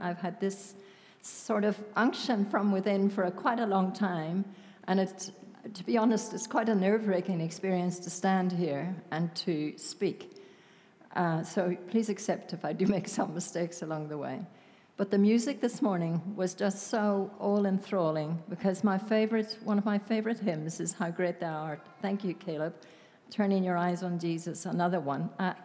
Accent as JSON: {"language": "English", "region": "Northern Ireland", "country": "United Kingdom", "tie": "born or raised there", "accent": "Irish", "moved": "yes", "lives_now": "South Africa", "said": "I grew up in Northern Ireland. Many of you have guessed, of course, that I am Irish with my accent, and I don't ever want to lose it"}